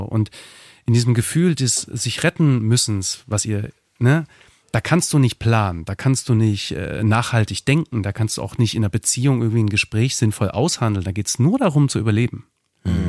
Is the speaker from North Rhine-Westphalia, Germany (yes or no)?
no; Dresden, Saxony, Germany; moved away as an adult; also born or lived in Berlin; ich komme aus Dresden ursprünglich